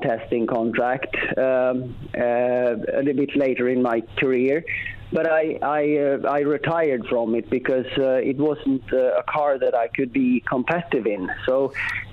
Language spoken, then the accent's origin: English; Sweden; we had grew up by a lake in Sweden